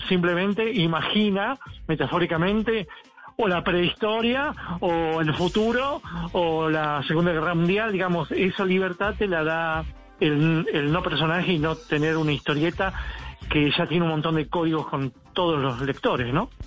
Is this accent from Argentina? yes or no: yes; Argentina; en mi país